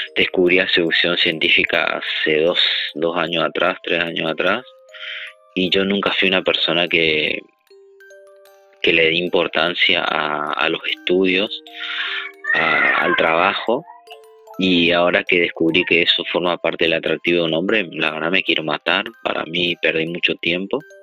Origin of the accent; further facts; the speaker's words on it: Argentina; soy de Argentina